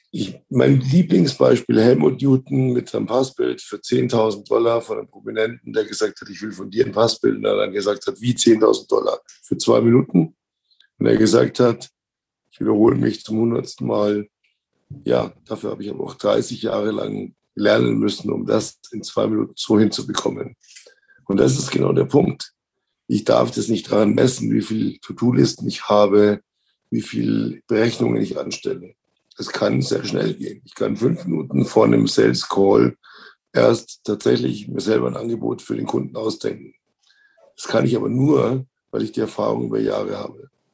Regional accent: Munich, Bavaria, Germany; born or raised there

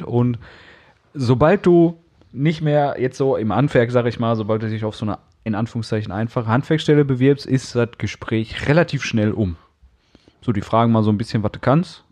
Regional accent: Castrop-Rauxel, North Rhine-Westphalia, Germany; born or raised there; moved away; also born or lived in Sauerland

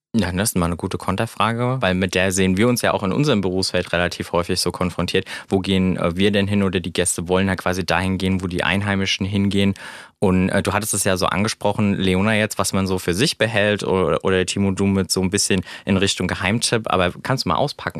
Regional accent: Rheingau, Hesse, Germany; Als gebürtiger Rheingauer

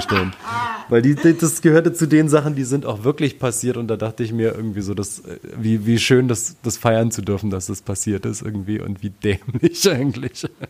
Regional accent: Frankfurt, Brandenburg, Germany; in meiner Heimatstadt Frankfurt-Oder

